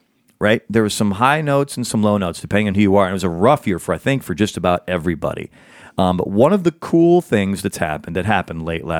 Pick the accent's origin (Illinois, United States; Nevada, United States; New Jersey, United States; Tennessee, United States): Illinois, United States; Chicago; I am a Chicagoan.